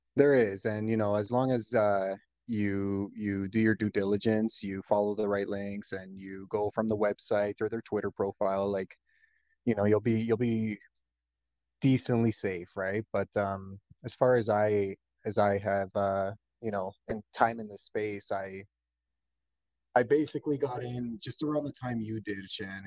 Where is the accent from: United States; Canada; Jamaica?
Canada; I'm a Canadian